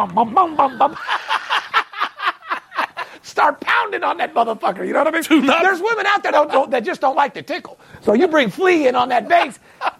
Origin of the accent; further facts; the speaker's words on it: Las Vegas, Nevada, United States; I'm born and raised in Las Vegas.